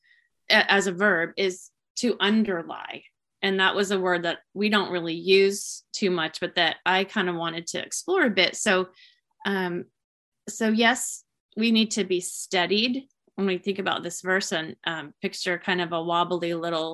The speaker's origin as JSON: {"language": "English", "town": "Tacoma", "region": "Washington", "country": "United States", "tie": "born or raised there", "also_born_or_lived": "Puget Sound, Washington", "said": "my hometown in Tacoma, which is about an hour and a half away from where I live now"}